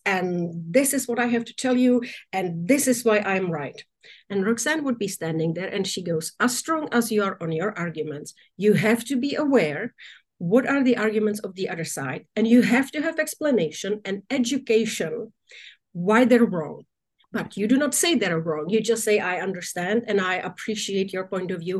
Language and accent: English; Czechia; moved away; my home country of now czech republic